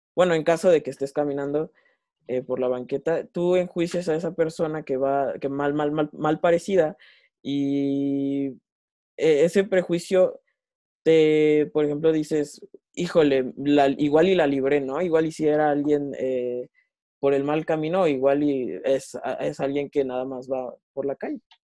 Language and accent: Spanish; Mexico